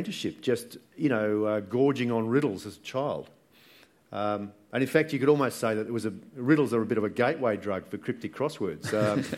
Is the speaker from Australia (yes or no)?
yes; Sydney, New South Wales, Australia; growing up in Balgala and in Sydney